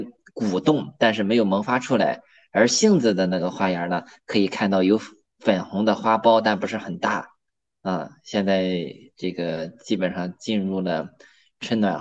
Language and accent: Chinese; Yantai, Shandong, China; 我是在我的老家烟台做生态苹果的种植